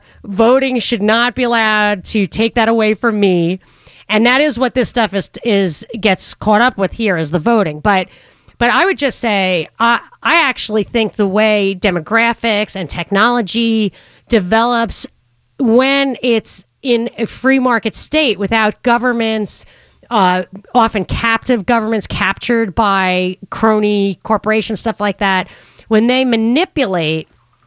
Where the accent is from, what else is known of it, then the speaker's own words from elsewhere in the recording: Northern US, United States; As a Northerner, when I first moved to Atlanta, I was surprised that people would never talk about the issues behind the Civil War.